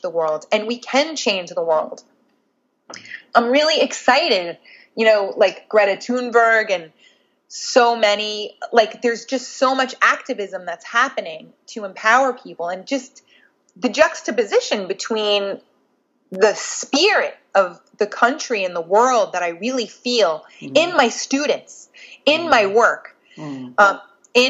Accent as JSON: {"language": "English", "town": "Nyack", "region": "New York", "country": "United States", "tie": "born or raised there", "said": "I came from Nyack, New York, in Rockland County, outside of New York City. It is very close to the city, but mentally and culturally light years away. I grew up. The Nyack I grew up"}